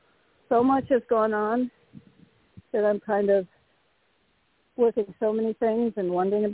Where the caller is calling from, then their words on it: Connecticut, United States; from Connecticut.